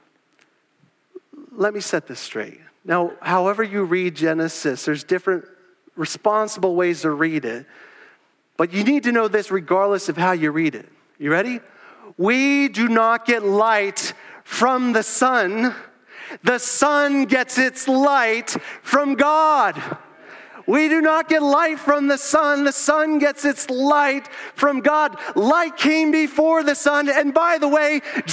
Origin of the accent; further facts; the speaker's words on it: Southeast Pennsylvania, United States; moved away as an adult; also born or lived in South Florida; I was born in Southeast Pennsylvania